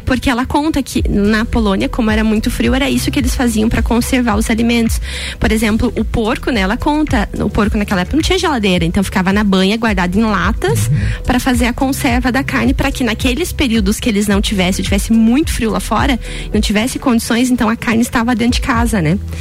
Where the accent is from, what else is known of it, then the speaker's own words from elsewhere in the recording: Canoinhas, Santa Catarina, Brazil; now in Lages, Brazil; eu sou de Canoinhas, que é norte do estado